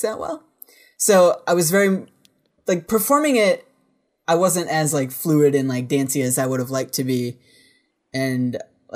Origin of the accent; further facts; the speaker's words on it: Virginia, United States; I'm a dude from Virginia